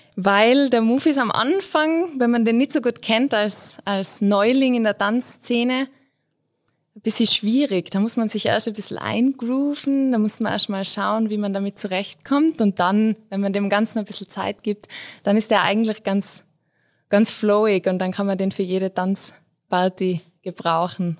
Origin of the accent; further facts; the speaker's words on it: Innsbruck, Tyrol, Austria; ich bin Innsbruckerin